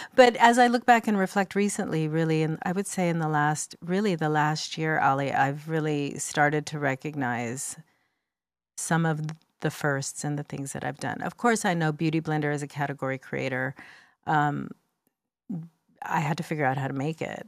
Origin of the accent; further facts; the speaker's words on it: United States; first language English; I was born in the United States and spoke English in my house